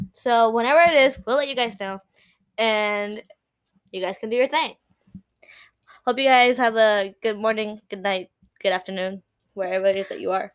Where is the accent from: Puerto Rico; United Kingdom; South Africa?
Puerto Rico; first language Spanish; English is a second language; us Puerto Ricans